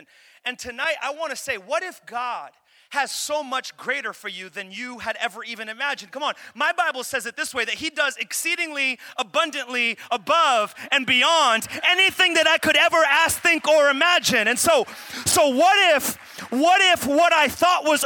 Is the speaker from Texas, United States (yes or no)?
no; Pawtucket, Rhode Island, United States; also born or lived in Central Falls; I'm from Pawtucket